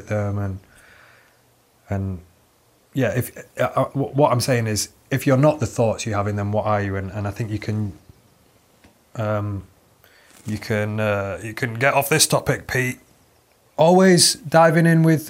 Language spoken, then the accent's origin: English; Manchester, North West England, United Kingdom; I'm from Manchester